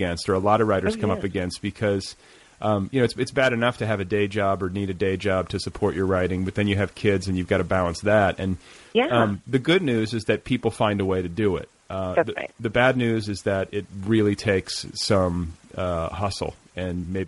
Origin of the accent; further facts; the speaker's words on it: Midwest, United States; I was raised in the Midwest